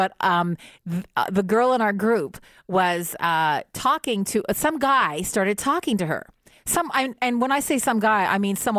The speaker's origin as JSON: {"language": "English", "country": "Canada", "said": "And because we're Canadian, we don't do that."}